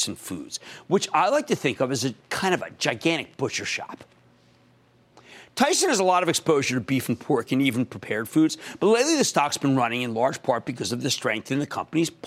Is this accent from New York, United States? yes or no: no; Philadelphia, Pennsylvania, United States; I used to pronounce it as Popeyes because I'm from Philadelphia